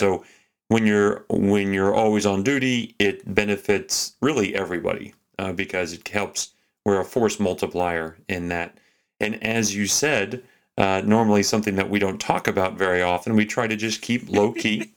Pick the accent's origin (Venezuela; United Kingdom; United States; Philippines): United States; Texas; now in Anchorage, United States; I grew up in Texas